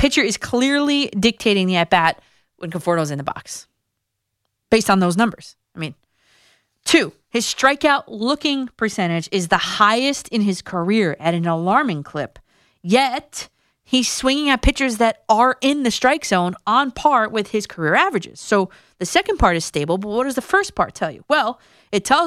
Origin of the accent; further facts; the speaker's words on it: New Jersey, United States; my home state of New Jersey